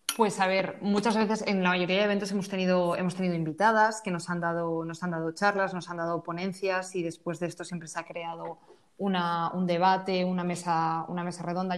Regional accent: Valencia, Valencian Community, Spain; yo soy de Valencia

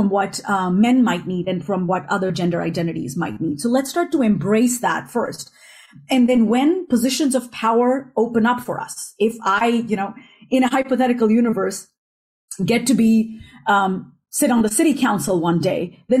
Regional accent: northern India, India; also born or lived in United States; now in Europe; growing up in India, in northern India, and then living a bulk of my life in the United States and now in Europe

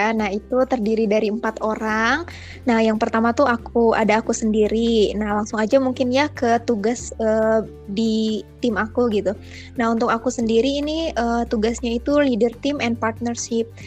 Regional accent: Kuningan, West Java, Indonesia; Aku dari Kimia angkatan 2019, asal aku dari Kuningan.

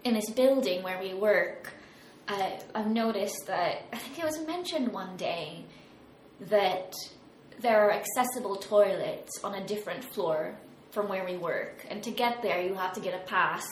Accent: United States; moved away; I was raised in America.

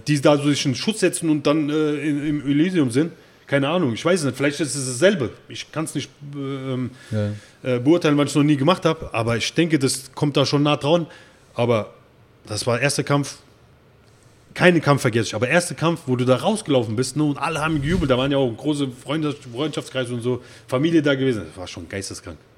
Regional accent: Erbach, Hesse, Germany; now in Frankfurt, Germany; ich bin ja, äh, nicht hier in Frankfurt geboren, ich bin, äh, in Erbach im Odenwald geboren

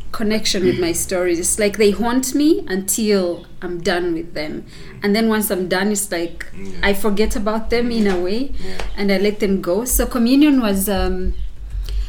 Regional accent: Uganda; I like to introduce myself as an African who comes from a place called Bouéjou. And it's interesting for me to say that I'm from Bouéjou

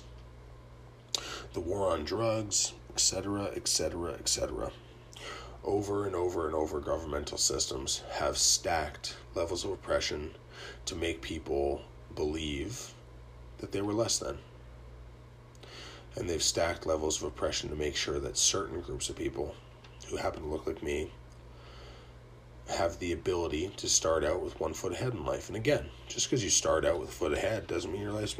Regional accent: Canada; I'm Canadian

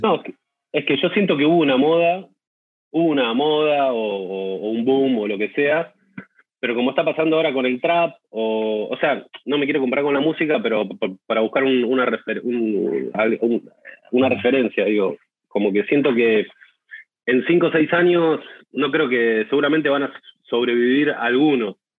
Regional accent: Mar del Plata, Buenos Aires Province, Argentina; born or raised there

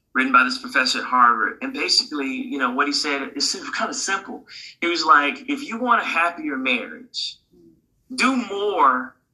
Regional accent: Jamaica; I'm Jamaican, you know, Jamaicans always.

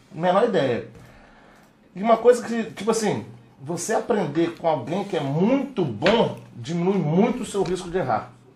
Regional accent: Vila Velha, Espírito Santo, Brazil; nós somos cria da Praia da Costa

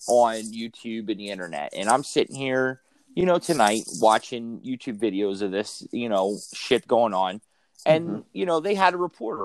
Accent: United States; also born or lived in Canada; being an American kid playing in Canada.

